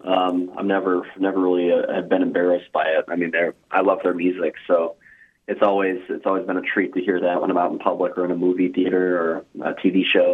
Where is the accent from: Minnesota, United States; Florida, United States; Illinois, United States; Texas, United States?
Florida, United States; Tampa; Tampa, Florida.